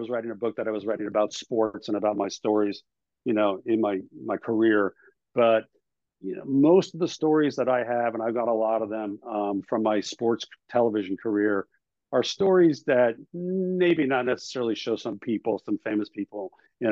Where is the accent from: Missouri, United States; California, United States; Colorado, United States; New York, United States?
New York, United States; I grew up in New York